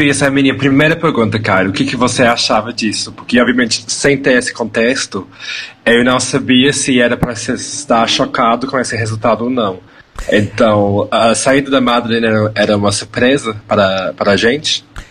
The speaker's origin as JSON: {"language": "Portuguese", "region": "São Paulo", "country": "Brazil", "tie": "born or raised there", "moved": "yes", "lives_now": "Birmingham, United Kingdom", "said": "Eu sou uma drag uh, importada do Reino Unido, porém nascida e criada em São Paulo"}